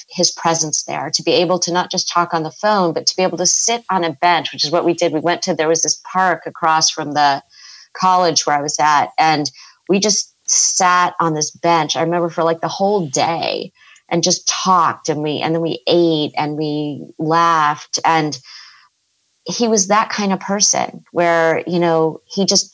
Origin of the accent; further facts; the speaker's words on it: California, United States; also born or lived in East Coast; I'm from California